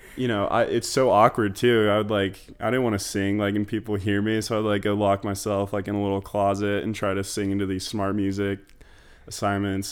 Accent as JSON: {"language": "English", "town": "Sandy", "region": "Utah", "country": "United States", "tie": "born or raised there", "moved": "as an adult", "said": "grew up in Sandy, Utah"}